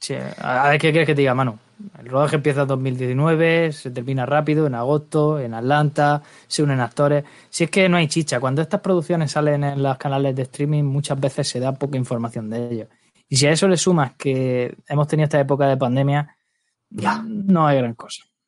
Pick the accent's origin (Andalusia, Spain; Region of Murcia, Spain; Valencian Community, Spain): Region of Murcia, Spain; Lorca; soy de Lorca, ya sabéis que aquí en Murcia